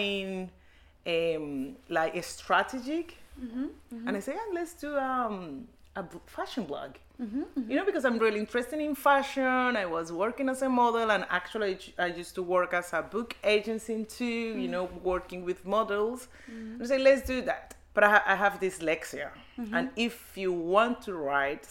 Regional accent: Cali, Valle del Cauca, Colombia; English is a second language; moved away as an adult; also born or lived in Bogota, Colombia; now in Oslo, Norway; I moved from Cali, my hometown, to Bogota, to the capital city.

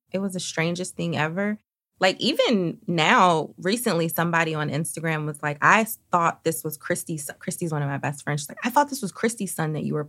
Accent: Philadelphia, Pennsylvania, United States; moved away as an adult; also born or lived in New York; now in Los Angeles, United States; I grew up in Philly.

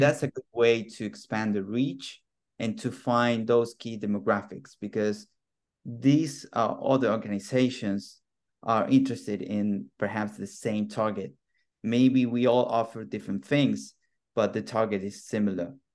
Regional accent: Argentina; moved away; I'm originally from Argentina.

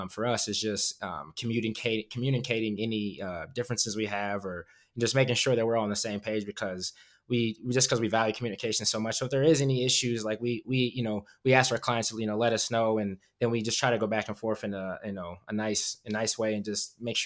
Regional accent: Davenport, Iowa, United States; I'm from Iowa. I'm from a small city, that, you know, Quad Cities, Davenport, Iowa. Even they have like two breweries now. It's like, that wasn't even a thing when growing up

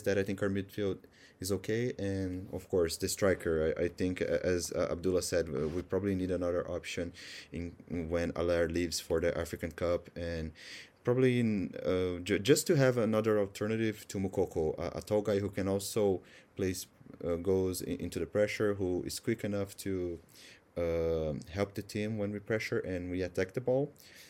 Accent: Brazil; I also write some stuff in Portuguese as well, as I'm from Brazil

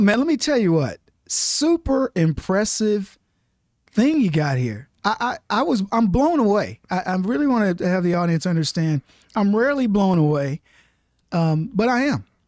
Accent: Brady, Texas, United States; also born or lived in Dallas, Texas; twenty-five thousand acre cattle ranch in Brady, Texas is where I grew up

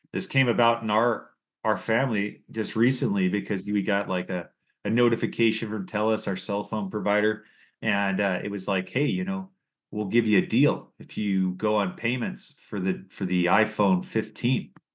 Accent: United States; now in Canada; where I was born in the United States

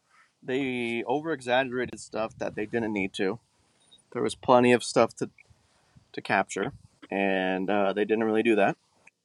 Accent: United States; us as American fans

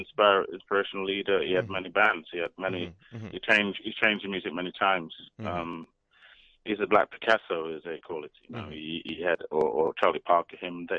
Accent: Nottingham, East Midlands, United Kingdom; moved away as an adult; also born or lived in Manchester; now in London, United Kingdom; because I'm from Nottingham, I'm from the north.

